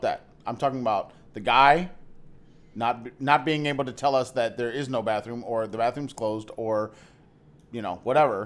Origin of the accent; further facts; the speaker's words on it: United States; we're, we're American